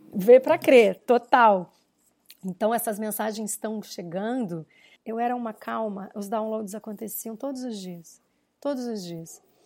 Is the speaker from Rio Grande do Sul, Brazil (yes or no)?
yes; Rio Grande do Sul, Brazil; eu nasci no Rio Grande do Sul, nasci, meu avô era fazendeiro, né? A minha vida inteira eu fui para fazendas